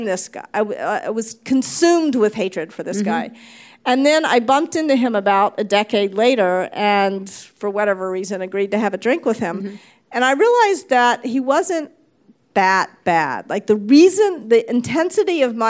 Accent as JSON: {"language": "English", "region": "the South", "country": "United States", "tie": "born or raised there", "also_born_or_lived": "New York / California", "moved": "yes", "said": "I was raised in the South. You know, I was raised to be a polite Southern girl"}